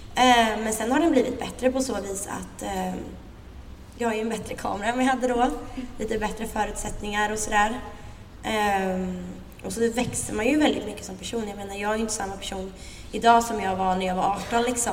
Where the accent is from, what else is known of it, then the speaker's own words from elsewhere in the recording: Linköping, Östergötland, Sweden; moved away as an adult; now in Stockholm, Sweden; är uppvuxen, som ni hör på min fantastiska dialekt, i Linköping